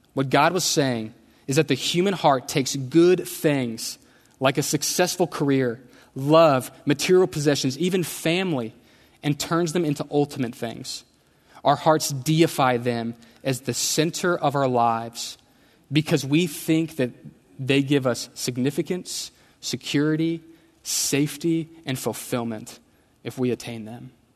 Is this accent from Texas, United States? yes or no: yes; Houston, Texas, United States; I grew up in Houston